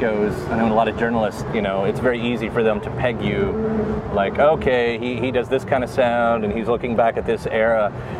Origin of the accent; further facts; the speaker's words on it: Kentucky, United States; I'm from Kentucky